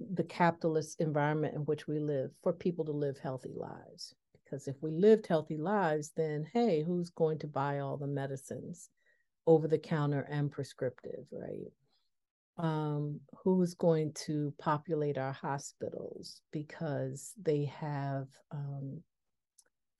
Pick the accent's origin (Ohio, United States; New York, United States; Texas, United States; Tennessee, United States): New York, United States; Buffalo; also born or lived in the South, United States; now in Washington, D.C. area, United States; a product of the Northeast, being growing up in Buffalo